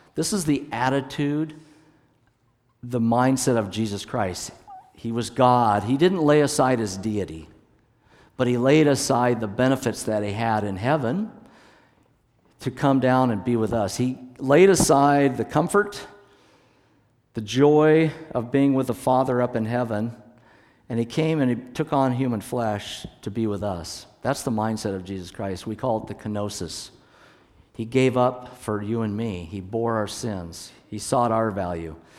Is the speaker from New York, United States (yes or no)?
no; Hood Canal area, Washington, United States; I was born up in Washington State, up on the Hood Canal area of Washington. And so the church where my dad was the pastor was right at the base of the Olympic Mountains